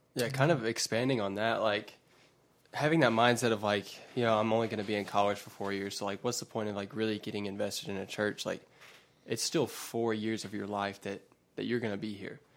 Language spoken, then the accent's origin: English; West Georgia, United States; I'm from the West Georgia area, uh, and have lived here for a while now, most of my life